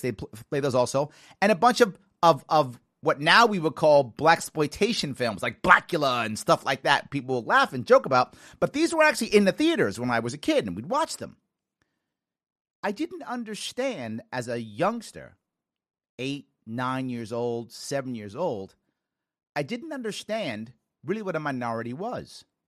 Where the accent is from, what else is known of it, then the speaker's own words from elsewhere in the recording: New York City, New York, United States; also born or lived in Long Island, New York / Manhattan, New York; I grew up in the South Bronx as a kid